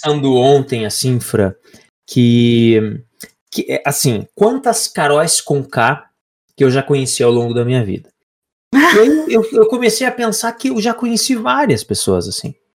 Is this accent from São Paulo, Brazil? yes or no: no; Lapa, Paraná, Brazil; Eu sou da cidade da Lapa, interior